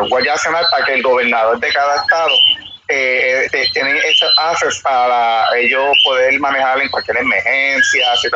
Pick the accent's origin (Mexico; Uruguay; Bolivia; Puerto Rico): Puerto Rico; San Juan; soy de San Juan, Puerto Rico. Eh, tengo 36 años al momento.